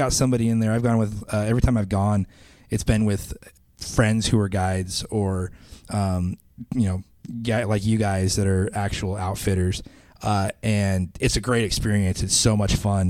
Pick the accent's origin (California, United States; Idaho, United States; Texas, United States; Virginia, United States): Idaho, United States; I come from Idaho